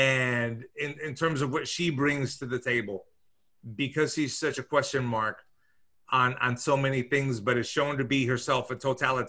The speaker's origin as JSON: {"language": "English", "region": "New York", "country": "United States", "tie": "born or raised there", "said": "I was born in New York, so I guess I'm what you would consider a birthright citizen."}